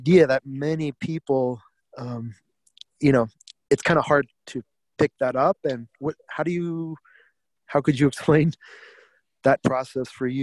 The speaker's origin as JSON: {"language": "English", "region": "New York", "country": "United States", "tie": "born or raised there", "said": "I grew up in New York"}